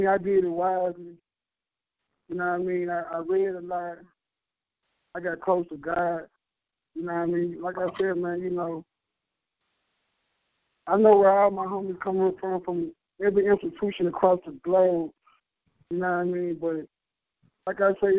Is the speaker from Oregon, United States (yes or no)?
no; Memphis, Tennessee, United States; now in Atlanta, United States; I was young, growing up in Memphis